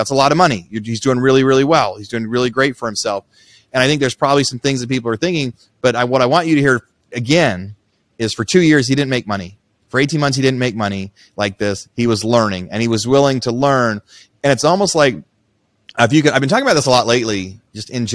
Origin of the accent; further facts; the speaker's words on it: Southern Oregon, United States; where I grew up in Southern Oregon